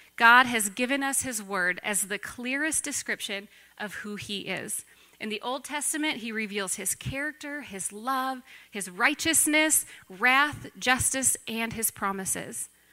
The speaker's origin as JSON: {"language": "English", "town": "Racine", "region": "Wisconsin", "country": "United States", "tie": "born or raised there", "said": "I grew up in the church, and I grew up not far from here. I grew up in Racine."}